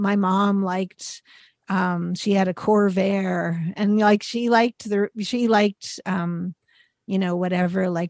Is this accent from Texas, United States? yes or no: no; Pittsburgh, Pennsylvania, United States; my hometown